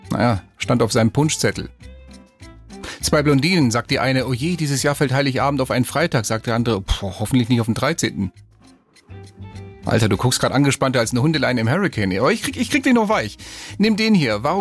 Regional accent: Spain; born there; In meiner Heimat, wo ich ja geboren bin, äh, in Spanien, da gibt es

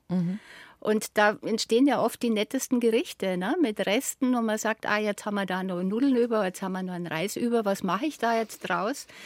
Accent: Bavaria, Germany; bei uns im Allgäu war ja

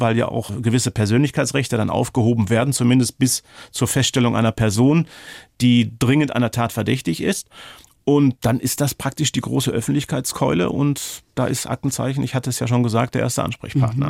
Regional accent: Ruhr area, North Rhine-Westphalia, Germany; Ich komme aus dem Ruhrgebiet.

